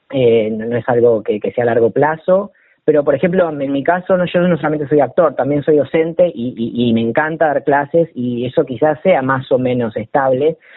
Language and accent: Spanish; La Plata, Buenos Aires Province, Argentina; yo soy platense, claro, sí, sí, sí, sí, yo soy platense.